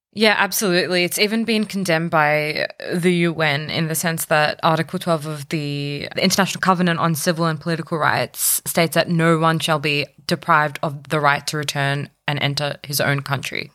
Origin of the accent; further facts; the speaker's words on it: Australia; Being born here, being brought up here, being a melting pot of cultures